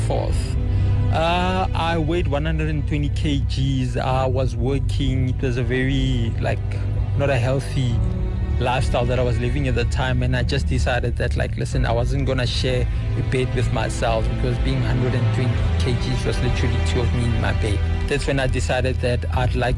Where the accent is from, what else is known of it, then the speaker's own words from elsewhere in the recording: Rustenburg, North West, South Africa; also born or lived in Soweto, South Africa; I grew up all my life in Rustenburg. I was born in 1986 in Barra Hospital in Soweto